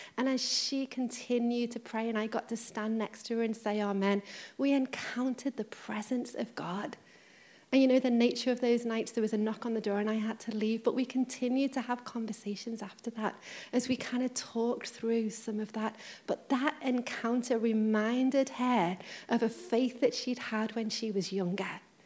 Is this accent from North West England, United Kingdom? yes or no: yes; Liverpool, North West England, United Kingdom; I'm from Liverpool, when I was younger, my grandma um, moved to Runcorn